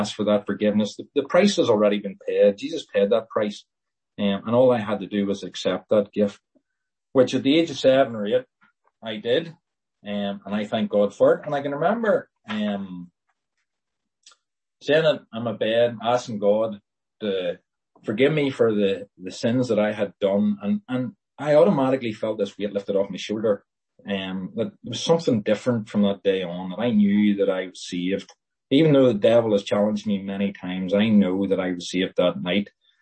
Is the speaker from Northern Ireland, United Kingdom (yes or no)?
yes; Lisburn, Northern Ireland, United Kingdom; I was born in Lisburn